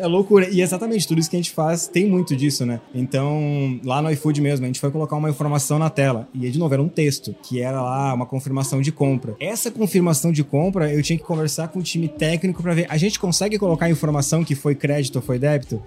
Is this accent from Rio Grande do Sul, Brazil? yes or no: yes; Rio Grande do Sul, Brazil; moved away as an adult; now in São Paulo, Brazil; eu já tô há cinco anos morando lá em São Paulo, mesmo sendo gaúcho, sendo daqui